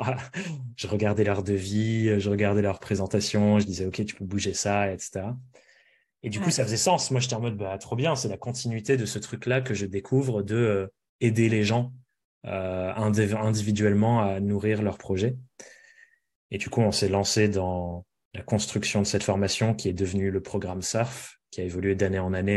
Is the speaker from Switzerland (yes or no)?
no; near Périgueux, Dordogne, Nouvelle-Aquitaine, France; moved away; l'hôpital de la ville à côté de chez moi, à Périgueux, donc en Dordogne